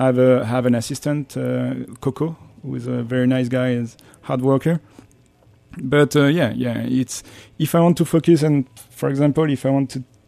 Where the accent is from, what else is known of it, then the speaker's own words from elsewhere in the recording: France; English is a second language; moved away as an adult; now in New York, United States; I was actually very thrilled because, you know, I was coming from France and I had my first job in New York.